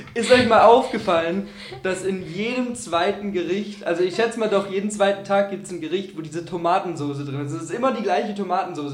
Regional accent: Augsburg, Bavaria, Germany; ich komme aus Augsburg

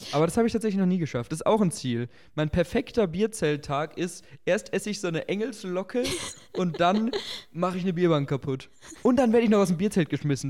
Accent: Augsburg, Bavaria, Germany; now in Regensburg, Germany; Bei uns in Augsburg

